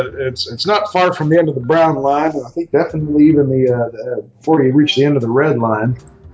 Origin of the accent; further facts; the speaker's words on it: Anaconda, Montana, United States; I'm from Anaconda, Montana.